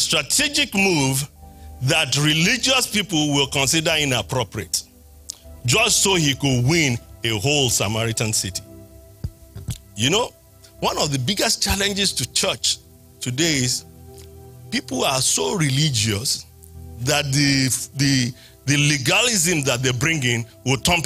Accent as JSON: {"language": "English", "country": "Nigeria", "moved": "yes", "said": "I'm from Nigeria"}